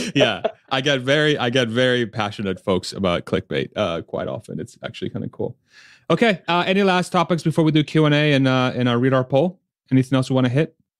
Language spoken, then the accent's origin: English; United States; speaking as an American